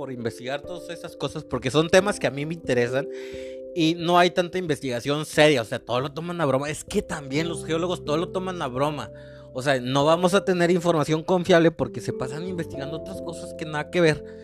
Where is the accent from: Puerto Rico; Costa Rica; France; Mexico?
Mexico; also born or lived in Mexico City / Veracruz / Oaxaca / Nayarit; he vivido en muchos, muchas ciudades del país, o sea, de México, porque yo soy mexicano